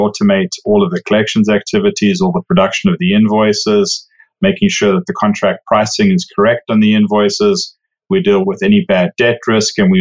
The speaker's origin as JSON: {"language": "English", "country": "South Africa", "tie": "born or raised there", "moved": "as an adult", "lives_now": "Overland Park, United States", "said": "I actually, as you can probably tell from the accent, didn't grow up in the US. I grew up in South Africa."}